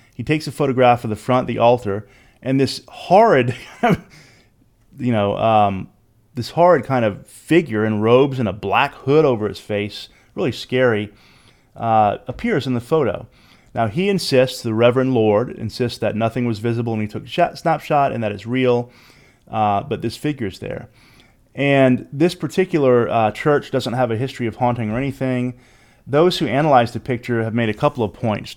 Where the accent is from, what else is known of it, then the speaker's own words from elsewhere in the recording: Louisiana, United States; I'm from Louisiana